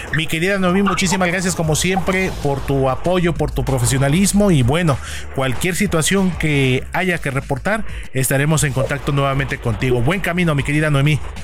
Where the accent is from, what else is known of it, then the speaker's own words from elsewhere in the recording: Mexico; los mexicanos